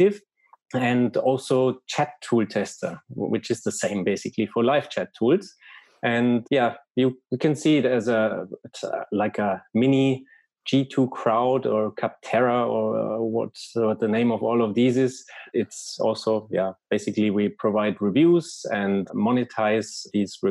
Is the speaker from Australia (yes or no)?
no; Germany; accent: German; English is a second language; now in Barcelona, Spain; by my accent already, some people have noticed that I'm probably from Germany. I live in Barcelona